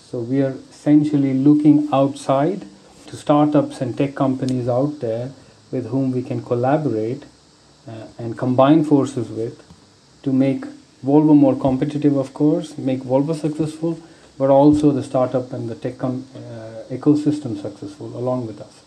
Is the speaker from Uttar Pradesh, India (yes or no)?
no; Bangalore, Karnataka, India; moved away as an adult; now in Sweden; I grew up in Bangalore.